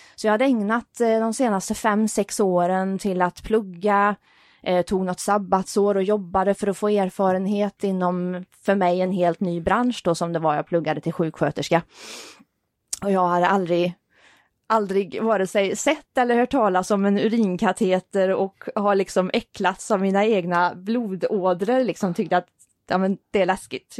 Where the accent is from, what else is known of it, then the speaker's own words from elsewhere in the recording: Vänersborg, Västra Götaland, Sweden; i min hemstad